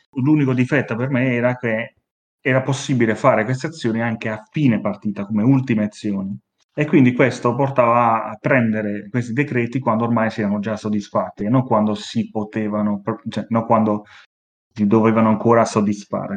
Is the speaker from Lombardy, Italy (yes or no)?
yes; Milan, Lombardy, Italy; accent: Milanese; si sente il mio accento milanese